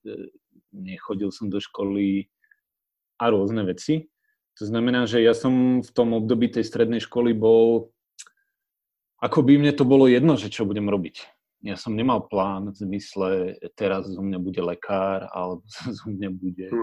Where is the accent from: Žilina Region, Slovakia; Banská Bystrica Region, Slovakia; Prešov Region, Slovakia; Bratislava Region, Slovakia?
Žilina Region, Slovakia; Orava; Ja pochádzam z Oravy a my sme zjednodušene povedané agrárna rodina